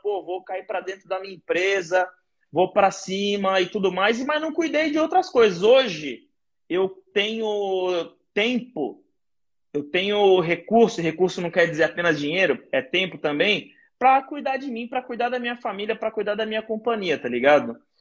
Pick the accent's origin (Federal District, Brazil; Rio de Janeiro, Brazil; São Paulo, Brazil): São Paulo, Brazil; Guarujá; minha quebrada, que eu cresci lá no Guarujá